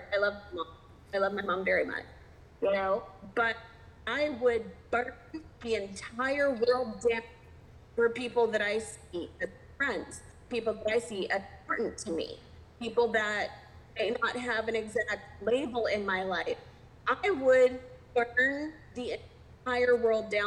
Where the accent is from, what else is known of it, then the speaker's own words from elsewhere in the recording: Texas, United States; moved away; I'm from Texas originally.